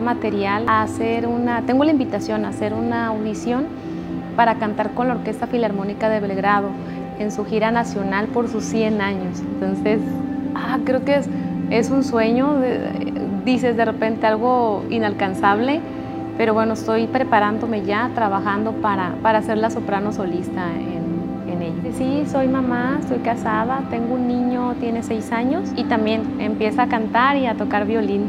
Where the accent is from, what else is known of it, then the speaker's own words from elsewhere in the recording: Tuxpan, Nayarit, Mexico; also born or lived in Tepic; now in Acaponeta, Mexico; nací aquí en Tepic, pero crecí en Tuxpan pero la vida me llevó a, vivir y, trabajar en Acaponeta